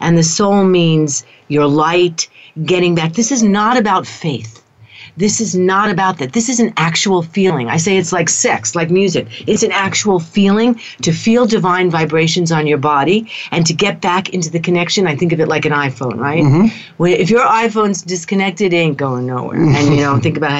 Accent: New York City, New York, United States; moved away as an adult; I am a New Yorker. I hold to that. I'm from Queens

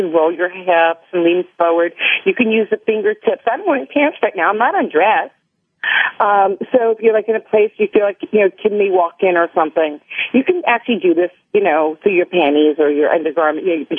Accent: New York, United States; I'm from New York

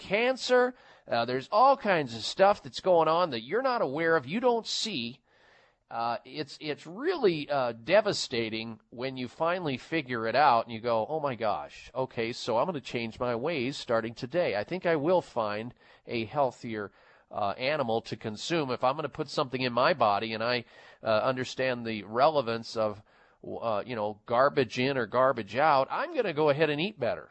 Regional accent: Midwest, United States; I was raised in the Midwest

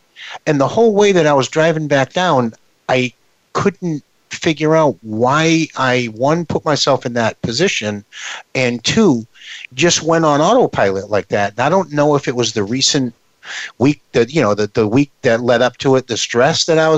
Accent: Ireland; because I'm Irish and I will deal with this for the rest of my life.

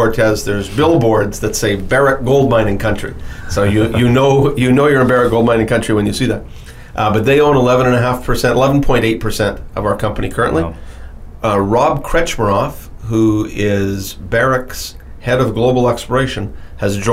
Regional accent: Timmins, Ontario, Canada; I was born in Timmins, Ontario

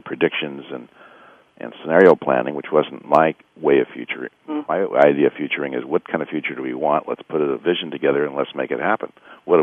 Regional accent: Bay Area, California, United States; I've been here all my life. I was born here in the Bay Area

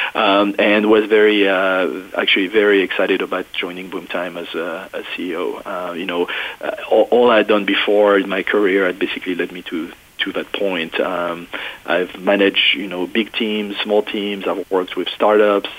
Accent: France; English is a second language; moved away as an adult; now in United States; i was not born in the U.S. I was born in France and uh, went to college uh, in Paris

